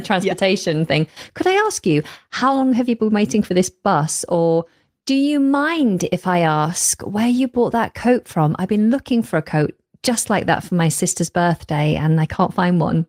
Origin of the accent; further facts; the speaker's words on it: the north of England, United Kingdom; moved away as an adult; now in London, United Kingdom; I actually hail from the north of England, but have been living for over a decade now down in London.